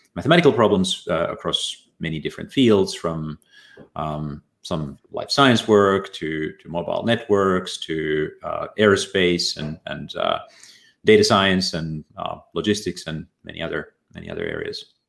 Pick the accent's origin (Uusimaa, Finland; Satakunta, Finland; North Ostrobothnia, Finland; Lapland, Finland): North Ostrobothnia, Finland; Ylivieska; moved away; also born or lived in Oulu; I was born in Finland, in a small town in uh, northern Ostrobothnia called uh, grew up there